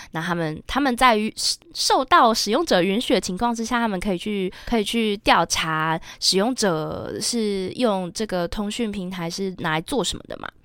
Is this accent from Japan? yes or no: yes; Japan; 作为一个日本人